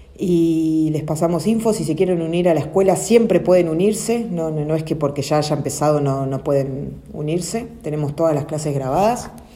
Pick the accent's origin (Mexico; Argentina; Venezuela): Argentina; Nacimos acá en Argentina, pero es nuestra decisión quedarnos también